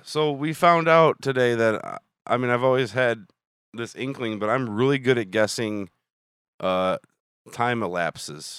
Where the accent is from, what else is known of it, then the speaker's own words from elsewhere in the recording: Illinois, United States; we're from Illinois